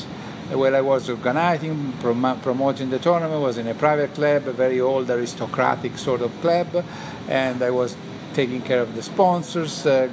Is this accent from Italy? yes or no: yes; Italy; English is a second language